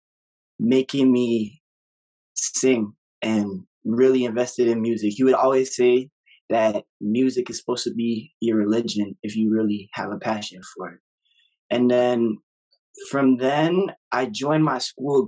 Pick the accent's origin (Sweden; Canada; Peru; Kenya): Canada; Toronto, Ontario; I'm from Toronto, Ontario